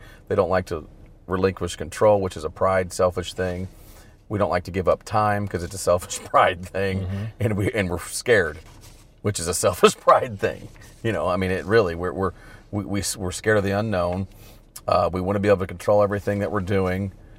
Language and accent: English; Southern Illinois, United States; growing up in Illinois, I grew up in the bottom half of the state. So in Southern Illinois